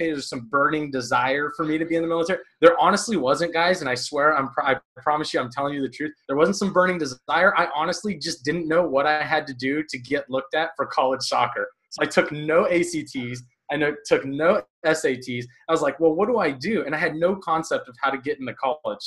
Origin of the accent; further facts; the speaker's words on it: Fresno, California, United States; moved away; Grew up kind of in a rougher area in Fresno, California